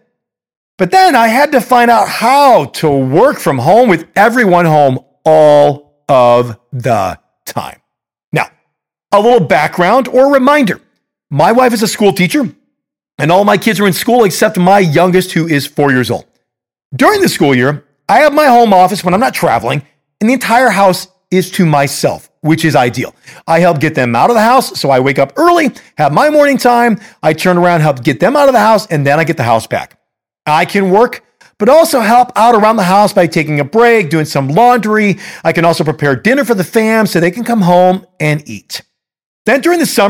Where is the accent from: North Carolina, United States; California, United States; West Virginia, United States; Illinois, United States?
Illinois, United States; Chicago; I'm a Chicagoan